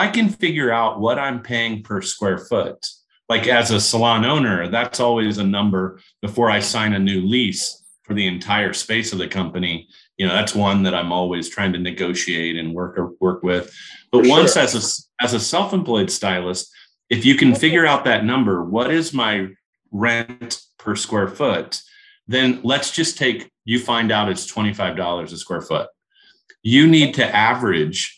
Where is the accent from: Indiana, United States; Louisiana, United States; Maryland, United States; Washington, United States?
Indiana, United States; Kokomo; a little blue collar town like I grew up in Kokomo, Indiana